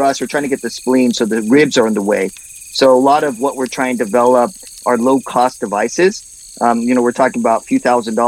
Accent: Southern California, United States; moved away; I'm from Southern California area

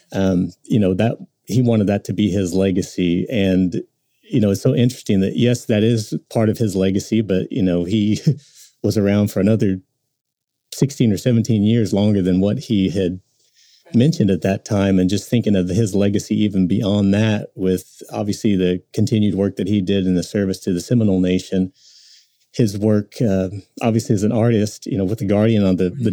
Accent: Tulsa, Oklahoma, United States; growing up in Tulsa

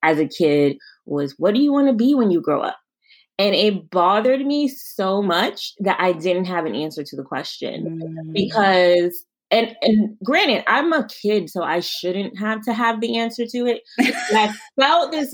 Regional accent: New York City, New York, United States; also born or lived in Queens, New York; I'm from New York. I'm from Brooklyn.

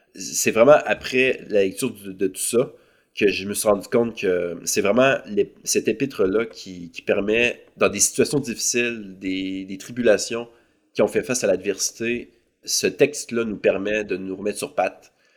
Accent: Saint-Étienne-de-Lauzon, Quebec, Canada; also born or lived in Lac Saint-Jean; now in Montreal, Canada; je suis originaire de la ville de Québec. Euh, j'ai grandi euh, sur la rive sud, dans un village qui s'appelle Saint-Étienne-de-Lauzon

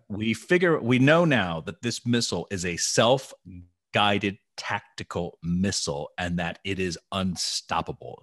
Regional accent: Tennessee, United States; I'm from Tennessee

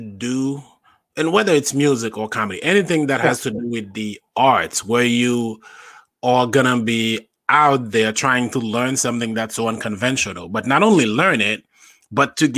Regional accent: Haiti; now in New York, United States; I grew up in Haiti, born and raised in Haiti. I moved here in 2008.

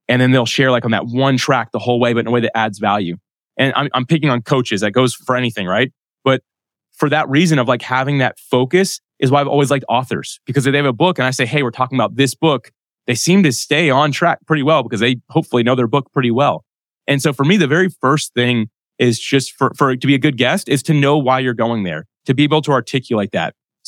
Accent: Jacksonville, Florida, United States; well, I was born and raised in Jacksonville, Florida. I live here, but I don't surf because I can't stand up on a surfboard.

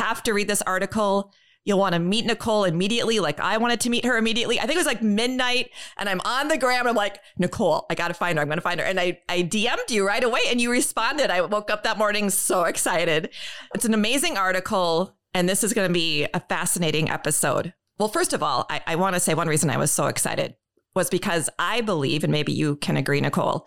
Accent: Dauphin, Manitoba, Canada; I was born in Canada. So I was born in Dauphin, Manitoba

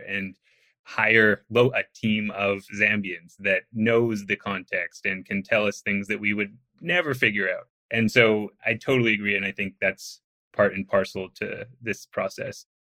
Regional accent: outside Vancouver, British Columbia, Canada; I'm from outside Vancouver

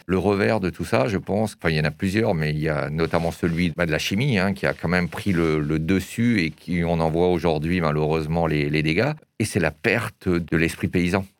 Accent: Erstein, Grand Est, France; je suis alsacien. Je suis né en Alsace. Et alors, c'est assez, euh, assez amusant de savoir que je suis né à Erstein

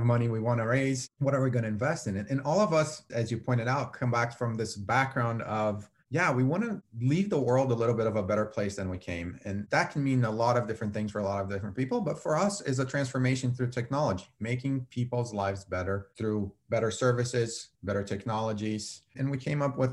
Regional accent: Brazil; moved away as an adult; now in Detroit, United States; I'm originally from Brazil. So I was born in Brazil, grew up in Brazil, studied in Brazil.

